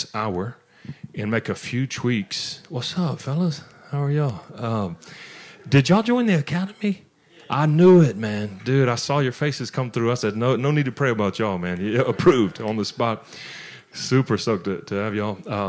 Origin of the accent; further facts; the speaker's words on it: Louisiana, United States; also born or lived in Conroe, Texas; now in Georgia, United States; I'm from Louisiana